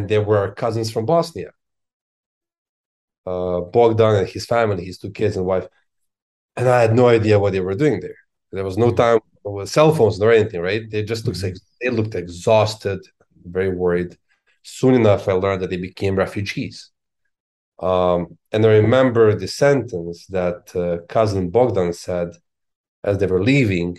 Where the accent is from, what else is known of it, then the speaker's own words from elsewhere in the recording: Belgrade, Serbia; now in Washington D.C., United States; I was born in Belgrade.